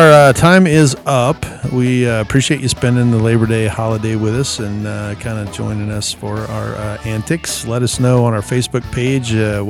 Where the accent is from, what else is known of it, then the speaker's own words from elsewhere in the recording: Arizona, United States; from Arizona.